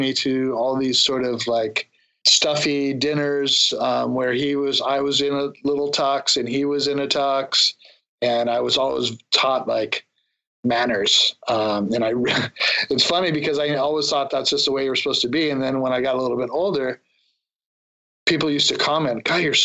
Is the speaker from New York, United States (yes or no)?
no; San Diego, California, United States; I grew up in San Diego